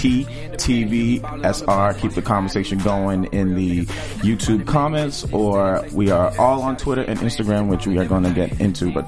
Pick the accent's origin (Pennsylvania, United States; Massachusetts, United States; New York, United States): Massachusetts, United States; Boston; I am from Boston